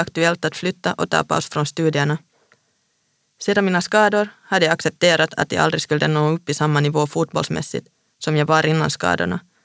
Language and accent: Swedish; Vantaa, Uusimaa, Finland; moved away as an adult; also born or lived in Stockholm, Sweden / Linköping, Sweden / Hässleholm, Sweden; now in Paris, France; Jag är själv från Vanda